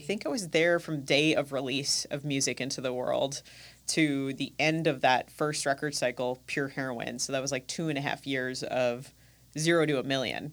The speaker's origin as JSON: {"language": "English", "country": "United States", "also_born_or_lived": "New Zealand", "lives_now": "Milwaukee, United States", "said": "being an American, uh, and going to New Zealand"}